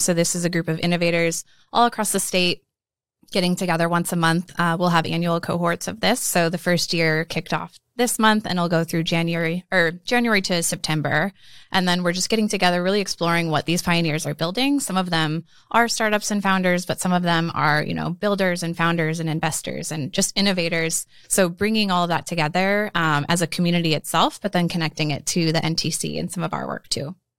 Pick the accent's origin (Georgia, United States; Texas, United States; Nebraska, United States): Nebraska, United States; Omaha; so basically born and raised in Omaha